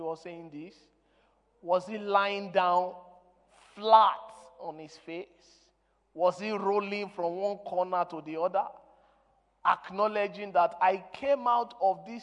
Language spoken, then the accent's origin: English; Nigeria; English is a second language; I am a Nigerian, I'm not an Englishman.